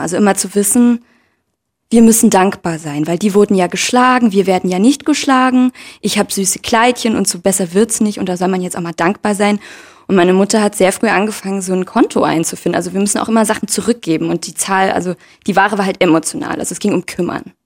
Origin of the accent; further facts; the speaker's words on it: Leipzig, Saxony, Germany; ich bin in Leipzig aufgewachsen und in einem sogenannten Brennpunktviertel